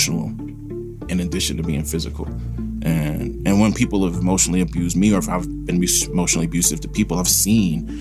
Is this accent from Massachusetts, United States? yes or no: no; Forest, Mississippi, United States; also born or lived in Jackson, Mississippi / Wisconsin; My early childhood was like partially in Jackson, a little taste in Wisconsin, and most of my memories of my childhood are in Forest, Mississippi